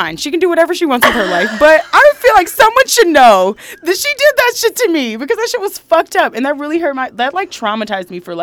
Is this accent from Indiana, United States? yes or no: no; Michigan, United States; I'm from Michigan